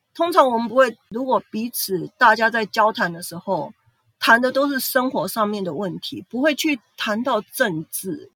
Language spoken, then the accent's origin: Chinese; Taiwan; moved away as an adult; now in Fukuoka, Japan; 现在日本已经等于算比我的故乡还要长的一个地方